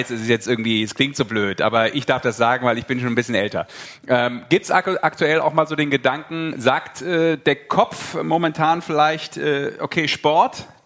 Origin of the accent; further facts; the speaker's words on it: Düsseldorf, North Rhine-Westphalia, Germany; born there; ich bin gebürtiger Düsseldorfer und äh, dementsprechend auch durchaus einer gewissen Rockband in Düsseldorf ähm, zugeneigt.